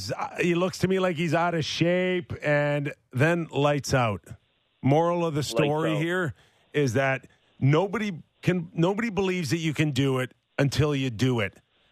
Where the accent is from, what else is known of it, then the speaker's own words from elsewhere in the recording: Toronto, Ontario, Canada; and I grew up in Toronto, right?